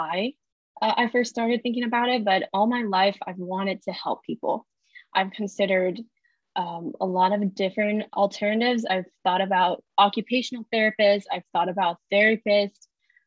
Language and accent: English; China; moved away as an adult; now in United States; I was born and raised in China